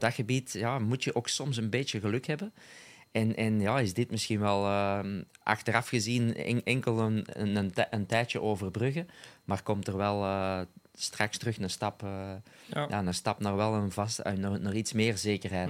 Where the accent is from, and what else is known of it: Flanders, Belgium